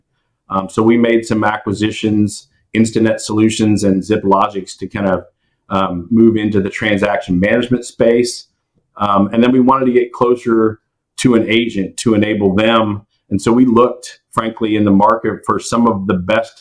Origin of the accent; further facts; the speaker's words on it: Houston, Texas, United States; oil and gas, growing up in Houston